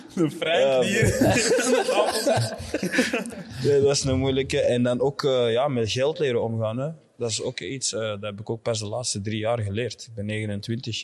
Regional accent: Nijlen and Antwerp, Flanders, Belgium; ik ben deels opgegroeid in uh, Nijlen en deels in Antwerpen

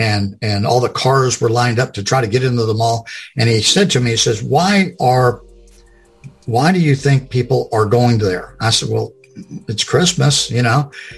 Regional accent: Lakeland, Florida, United States; Well, I was born and raised in Florida, and I'm still in Florida. It was a little town called Lakeland, which is not so little anymore.

